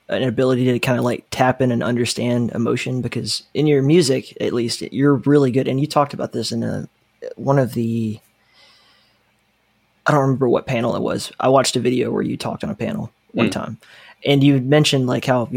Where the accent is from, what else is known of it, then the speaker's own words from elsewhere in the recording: Alabama, United States; I grew up in Alabama